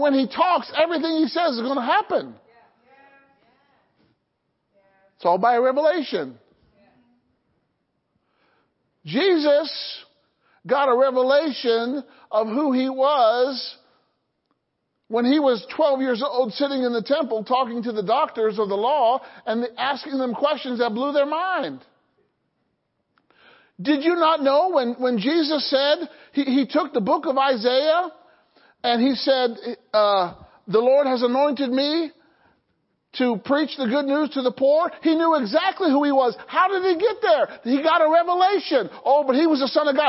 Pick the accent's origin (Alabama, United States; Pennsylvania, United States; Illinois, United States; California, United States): Illinois, United States; I grew up in Illinois